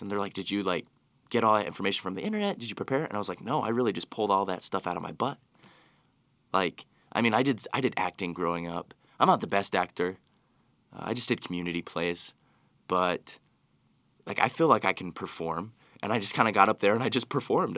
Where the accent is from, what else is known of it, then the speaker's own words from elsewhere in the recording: Utah, United States; I've grown up here in Utah